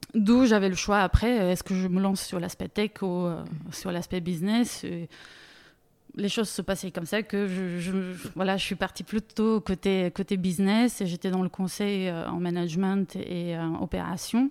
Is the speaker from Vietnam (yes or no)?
no; Bulgaria; French is a second language; moved away as an adult; also born or lived in Munich, Germany / Grenoble, France; now in France; je viens d'origine bulgare, je suis née en Bulgarie. À 19 ans, j'ai décidé de faire mes études en Allemagne